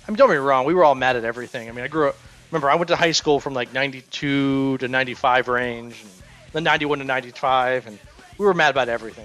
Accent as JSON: {"language": "English", "town": "Germantown", "country": "United States", "tie": "born or raised there", "said": "I grew up in Germantown"}